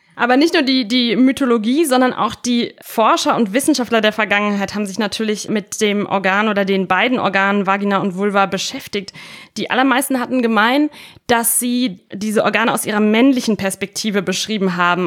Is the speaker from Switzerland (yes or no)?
no; Italy; moved away; Ich bin ja in Italien aufgewachsen